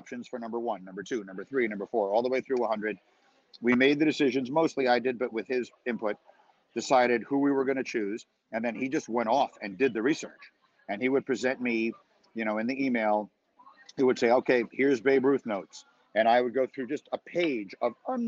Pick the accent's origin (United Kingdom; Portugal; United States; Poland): United States; New York City, New York; I grew up in New York City